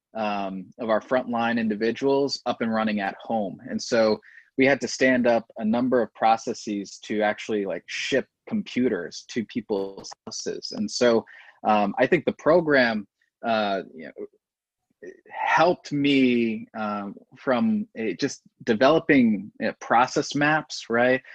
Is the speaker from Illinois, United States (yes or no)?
no; Delaware, United States; I'm from Delaware, yeah. uh, but no, the state.